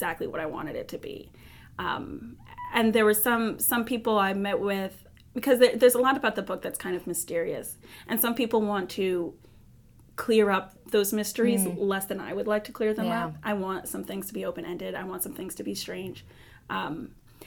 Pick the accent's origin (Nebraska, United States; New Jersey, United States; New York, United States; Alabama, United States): New York, United States; New York City; I grew up in Brooklyn